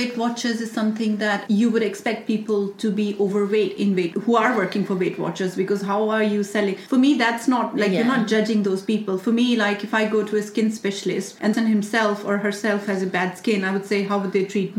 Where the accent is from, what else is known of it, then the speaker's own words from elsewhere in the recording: India; English is a second language; now in England; I'm Indian.